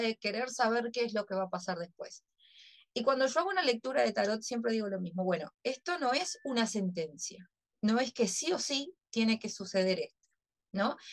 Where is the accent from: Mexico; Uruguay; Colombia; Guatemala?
Uruguay; como uruguaya